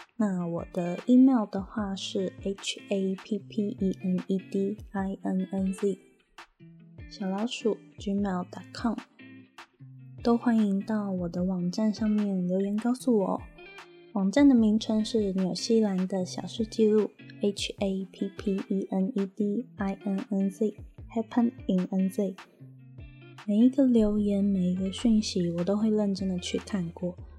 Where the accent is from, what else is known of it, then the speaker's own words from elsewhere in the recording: Taiwan; moved away as an adult; now in New Zealand; 我是台湾人。我在二零一八年的时候用打工度假的签证